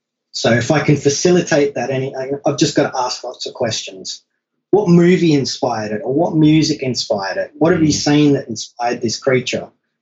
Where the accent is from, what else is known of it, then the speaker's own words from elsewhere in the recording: United States; born there; thank God I was born in America because I can go there and get work eventually.